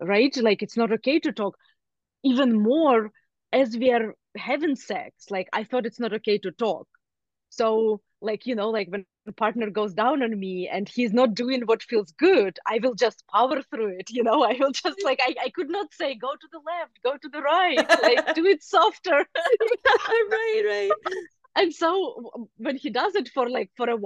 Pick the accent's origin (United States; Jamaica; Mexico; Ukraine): Ukraine; moved away; I grew up in Ukraine